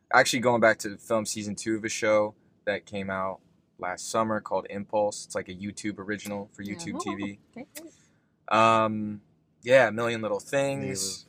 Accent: West Des Moines, Iowa, United States; moved away; I grew up in Iowa. I grew up in West Des Moines, Iowa.

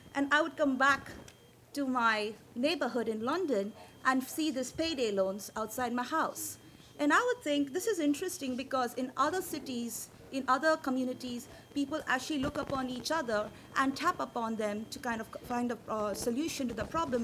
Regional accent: India; as an Indian, I speak very fast.

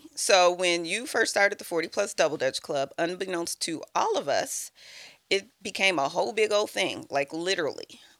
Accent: Bellwood, Illinois, United States; It was five of us growing up in Bellwood, in Illinois, the western suburb, one of the western suburbs of Chicago

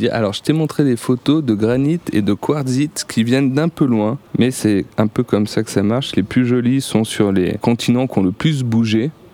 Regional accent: Grenoble, Auvergne-Rhône-Alpes, France; suis de Grenoble, j'ai la montagne autour de chez moi.

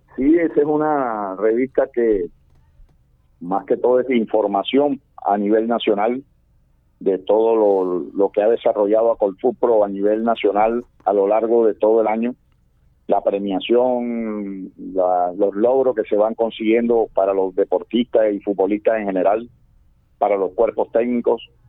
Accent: Barranquilla, Atlántico, Colombia; como barranquillero

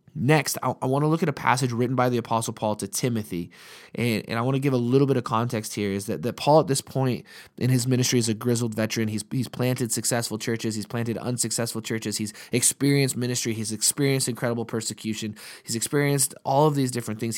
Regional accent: Montana, United States; we're from Montana

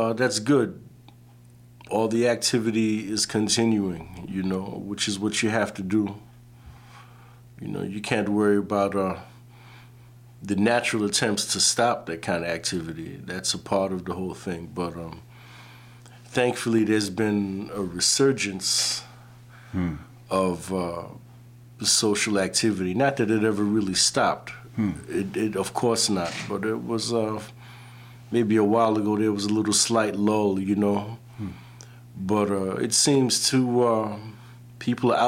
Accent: New York City, New York, United States; growing up in the Brooklyn area

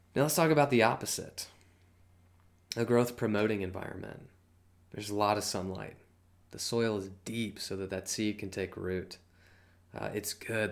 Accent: Georgia, United States; I'm from Georgia

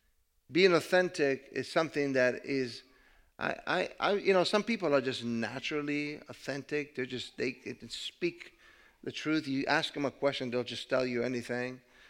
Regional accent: Italy; English is a second language; moved away; And so I decided to move, and I came from Italy. I could not speak the language very well. I did not understand the culture.

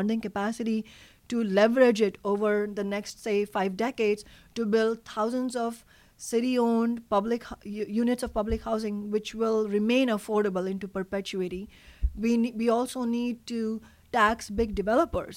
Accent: Mumbai, Maharashtra, India; now in Seattle, United States; I grew up in Mumbai.

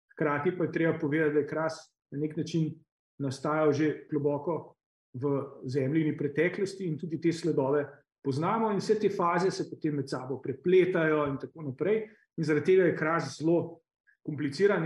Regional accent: Slovenia

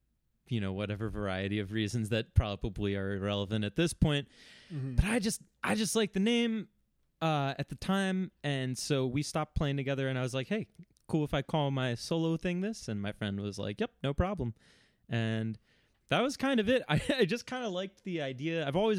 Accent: Philadelphia, Pennsylvania, United States; growing up in Philadelphia in the late 2000s was like DIY sort of like math rock music was just everywhere.

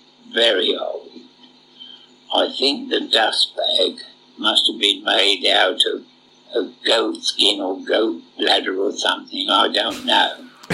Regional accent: St Albans, East of England, United Kingdom; I come from a town just outside London called St. Albans.

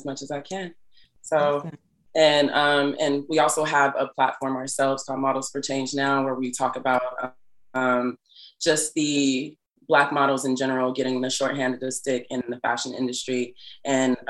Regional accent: Los Angeles, California, United States; moved away as an adult; now in New York, United States; I'm from Los Angeles, California. I moved to New York

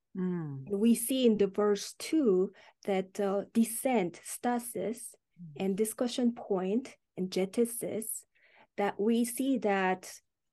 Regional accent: South Korea; moved away; I'm originally from South Korea.

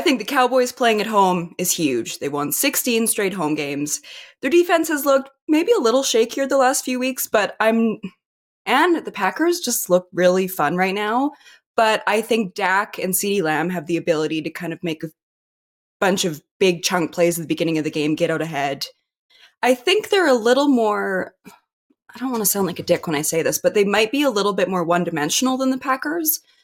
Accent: Canada; I was born here. I'm Canadian

